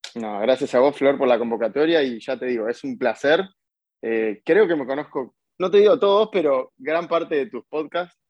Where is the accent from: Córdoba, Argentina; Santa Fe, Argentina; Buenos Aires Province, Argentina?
Buenos Aires Province, Argentina; Bernal; soy de Bernal, es una ciudad en, la zona sur de Buenos Aires, a unos 40 kilómetros de capital